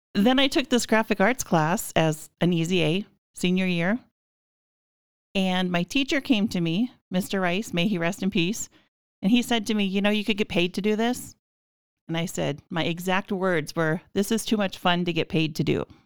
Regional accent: Minnewaukan, North Dakota, United States; now in Minot, United States; I grew up in Minnewakan, which is smaller than Devil's Lake, about five hundred people.

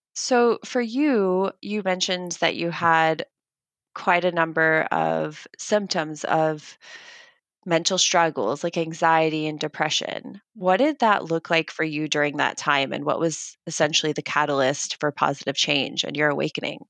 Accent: United States; I am American

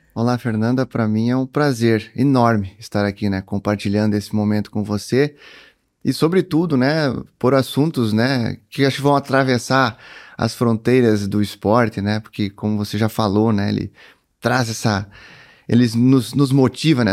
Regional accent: Cruz Alta, Rio Grande do Sul, Brazil; nasci em Cruz Alta, né, em 1982

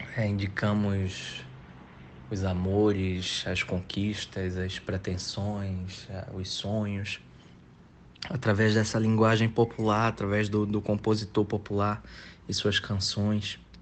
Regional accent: Recife, Pernambuco, Brazil; now in São Paulo, Brazil; Eu nasci em Recife, Pernambuco e escolhi morar

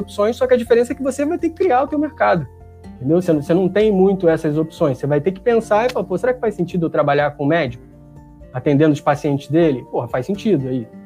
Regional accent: Rio de Janeiro, Brazil; vim de Padre Miguel, assim, meus pais não têm ensino fundamental completo, é gente muito, muito simples

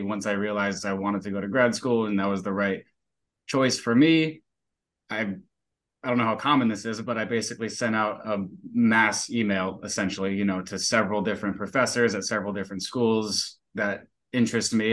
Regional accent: Daytona Beach, Florida, United States; I was born and raised in Daytona Beach, Florida. So I'm a Florida native.

